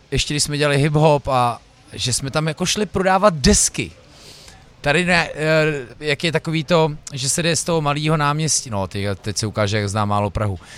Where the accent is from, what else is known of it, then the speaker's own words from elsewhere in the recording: Prague, Czechia; já přijdu do Brna jako Pražák